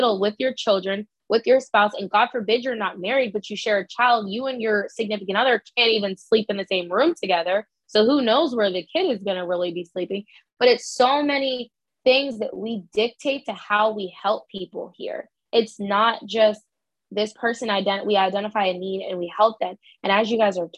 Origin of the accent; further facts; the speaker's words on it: Boston, Massachusetts, United States; I grew up in Boston